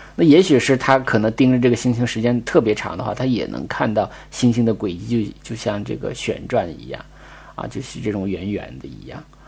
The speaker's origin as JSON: {"language": "Chinese", "region": "Northeast China", "country": "China", "tie": "born or raised there", "moved": "yes", "said": "就是很小的时候在东北的时候看过一次极光"}